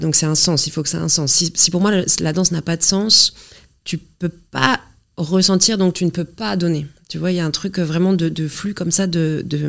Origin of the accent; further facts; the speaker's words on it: Normandy, France; je viens d'un petit village de Normandie.